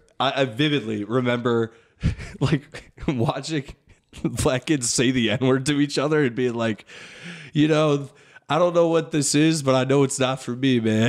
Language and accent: English; Middletown, United States; I grew up in Middletown and it is very diverse